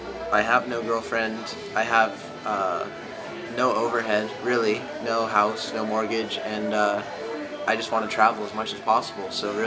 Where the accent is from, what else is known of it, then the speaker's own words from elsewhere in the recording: Santa Barbara, California, United States; now in Los Angeles, United States; I'm from Santa Barbara, but I live now in LA.